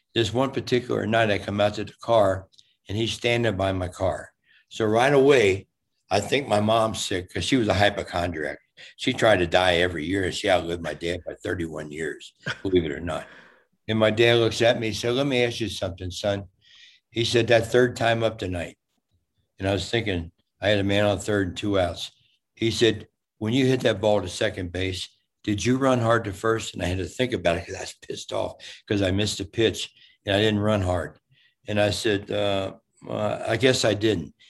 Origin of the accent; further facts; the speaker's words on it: Cincinnati, Ohio, United States; moved away; also born or lived in Fort Lauderdale, Florida; i'm from cincinnati ohio